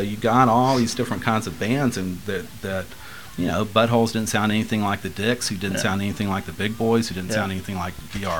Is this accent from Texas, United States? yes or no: no; Washington, United States; we don't walk around going, "We're from Washington State," you know, kind of thing.